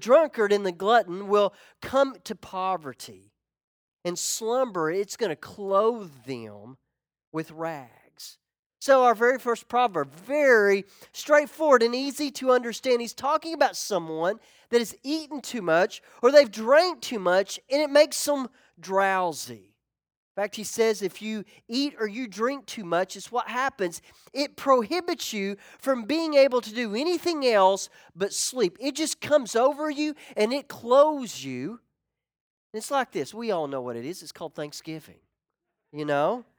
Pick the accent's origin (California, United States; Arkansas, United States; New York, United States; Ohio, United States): Arkansas, United States; Ozark; moved away as an adult; My best friend growing up, we called him George III. It was George McRoy III. George and I, we got in a lot of trouble. We always did, but we grew up together. I remember going back to Ozark, Arkansas